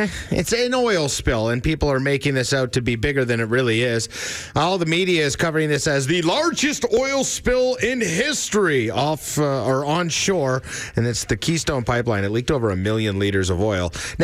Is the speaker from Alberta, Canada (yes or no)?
yes; Alberta, Canada; Does it come across like I'm from Alberta